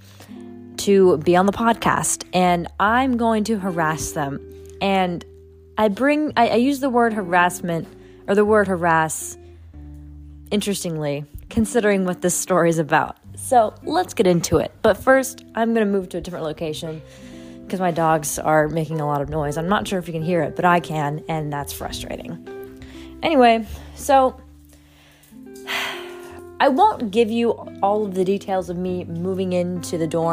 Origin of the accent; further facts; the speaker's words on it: New Orleans, Louisiana, United States; moved away; He was in New Orleans over the summer, and we met up once in my hometown